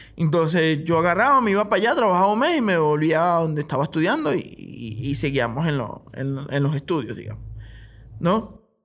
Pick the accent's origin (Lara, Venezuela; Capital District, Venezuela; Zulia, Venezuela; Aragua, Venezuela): Lara, Venezuela; Barquisimeto; moved away as an adult; also born or lived in Maracaibo, Venezuela; now in Bolivia; yo soy de Barquisimeto, Estado Lara